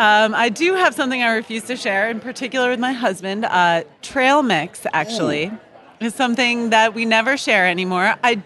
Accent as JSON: {"language": "English", "town": "Atlanta", "region": "Georgia", "country": "United States", "said": "I'm here from Atlanta, Georgia."}